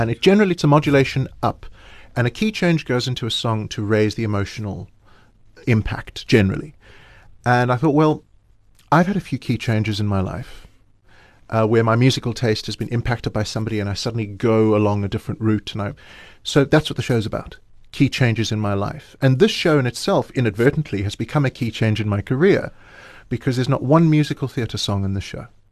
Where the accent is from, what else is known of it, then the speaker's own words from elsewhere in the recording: Johannesburg, Gauteng, South Africa; I'm, I'm, still based in Johannesburg, and what's interesting is every time I go overseas and somebody says, "Where are you from?" and I say South Africa